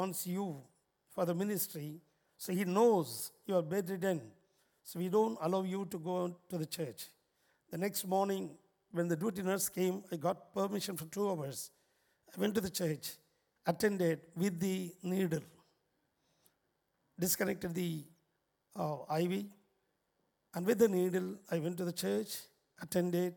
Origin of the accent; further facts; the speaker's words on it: Chennai, Tamil Nadu, India; I'm coming from India, Chennai, where St. Thomas was martyred in our city